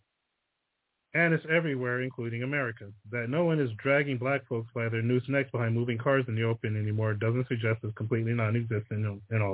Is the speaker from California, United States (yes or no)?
yes; Fontana, California, United States; moved away; I came from Fontana, which they called it Fonclana